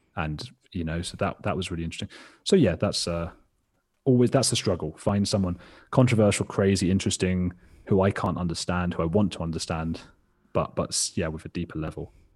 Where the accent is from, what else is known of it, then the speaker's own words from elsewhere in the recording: England, United Kingdom; I had a really sheltered existence, like, like most people growing up in England.